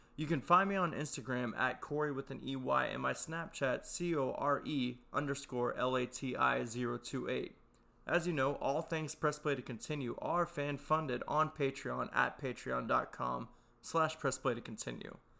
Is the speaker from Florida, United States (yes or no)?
no; Texas, United States; I'm from Texas